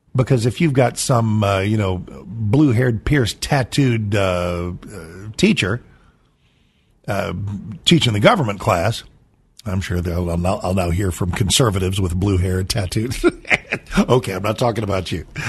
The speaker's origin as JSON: {"language": "English", "town": "San Antonio", "region": "Texas", "country": "United States", "tie": "born or raised there", "said": "I'm born in Texas. i was born in San Antonio"}